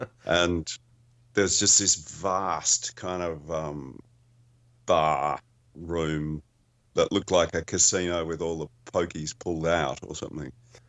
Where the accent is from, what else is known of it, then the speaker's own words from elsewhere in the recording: Melbourne, Victoria, Australia; Yes, yeah. That's where I am, too.